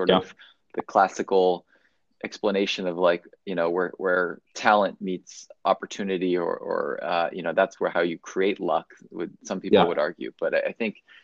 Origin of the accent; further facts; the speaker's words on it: Bay Area, California, United States; as someone who actually grew up in the Bay Area